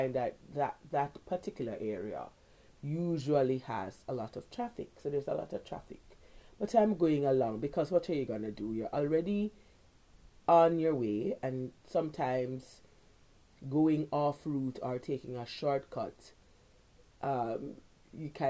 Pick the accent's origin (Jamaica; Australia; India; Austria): Jamaica; also born or lived in Kingston, Jamaica